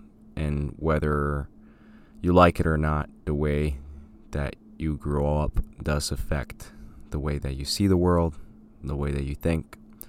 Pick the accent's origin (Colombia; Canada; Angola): Colombia; I grew up in Colombia. My parents were in education, funny enough